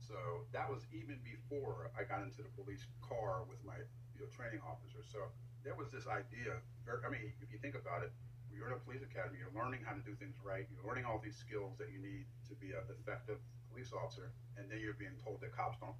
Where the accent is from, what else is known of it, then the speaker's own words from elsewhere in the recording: Philadelphia, Pennsylvania, United States; growing up in Philadelphia during the era that I did